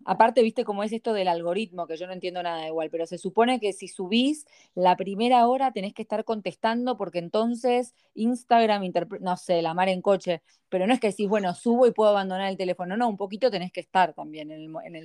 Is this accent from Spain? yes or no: no; Argentina; now in United States; somos los argentinos